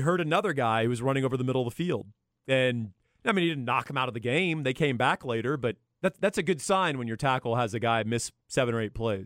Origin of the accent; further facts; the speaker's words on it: Austin, Texas, United States; I grew up in Austin